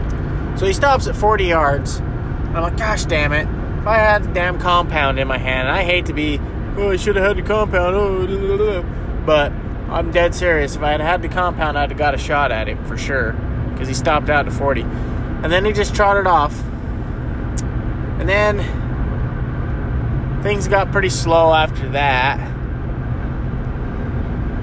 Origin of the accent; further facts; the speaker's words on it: Utah, United States; I'm from Utah, where you could jump across most of the rivers